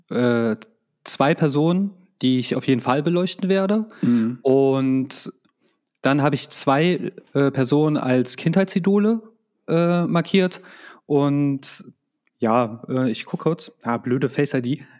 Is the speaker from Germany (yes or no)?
no; Croatia; Also für mich ist es halt einfach, ähm, als Kroate, das klingt jetzt ein bisschen doof, wenn ich das sage, hat, da bist du schon doch mehr Patriot als hierzulande.